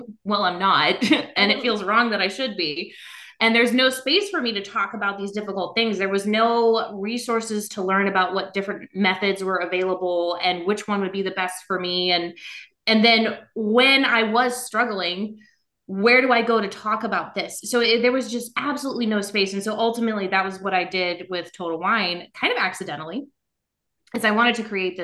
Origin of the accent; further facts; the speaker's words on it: South Louisiana, United States; now in Northern Virginia, United States; I'm originally from South Louisiana